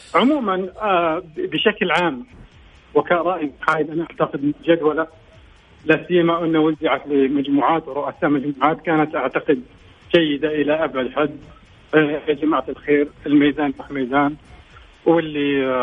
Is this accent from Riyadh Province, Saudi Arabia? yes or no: no; Al-Qassim, Saudi Arabia; عندنا مثل بالقصيم